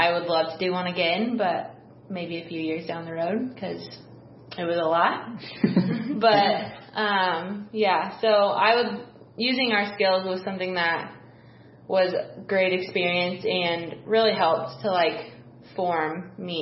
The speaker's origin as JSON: {"language": "English", "town": "East Peoria", "region": "Illinois", "country": "United States", "tie": "born or raised there", "said": "I'm born and raised in East Peoria"}